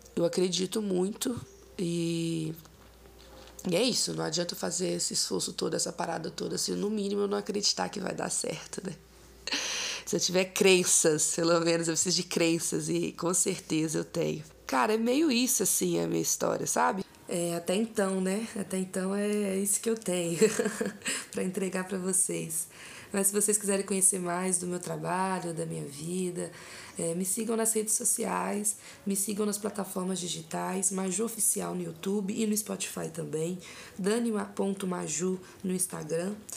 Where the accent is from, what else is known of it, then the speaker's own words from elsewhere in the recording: Ouro Preto, Minas Gerais, Brazil; also born or lived in Mariana, Minas Gerais; nasci em Mariana, Minas Gerais, mas os meus pais, né, me criaram em Cachoeira do Campo, que é um distrito de Ouro Preto.